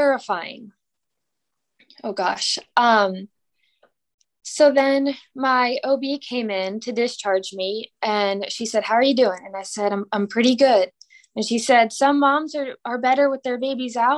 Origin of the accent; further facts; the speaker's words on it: Pennsylvania, United States; now in Mississippi, United States; I'm from Pennsylvania.